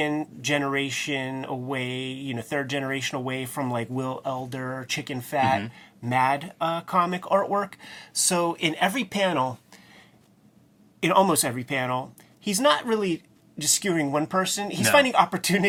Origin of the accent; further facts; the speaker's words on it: California, United States; I come from California